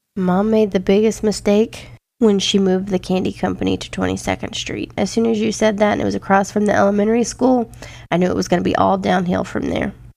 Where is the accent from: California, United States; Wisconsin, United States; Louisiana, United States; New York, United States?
Louisiana, United States; born or raised there; also born or lived in Iowa